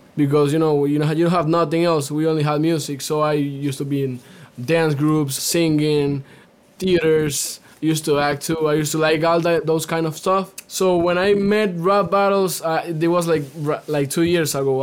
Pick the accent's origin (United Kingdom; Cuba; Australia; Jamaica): Cuba; now in United States; I'm native from Cuba